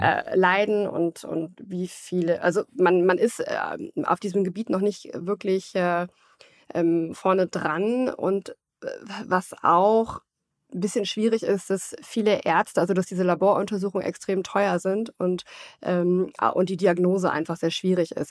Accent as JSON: {"language": "German", "country": "Germany", "said": "bei uns in Deutschland"}